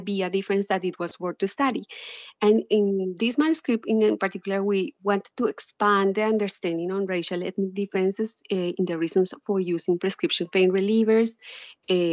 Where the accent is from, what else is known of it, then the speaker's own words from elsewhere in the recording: Colombia; moved away as an adult; now in United States; I was a medical student in Colombia, my home country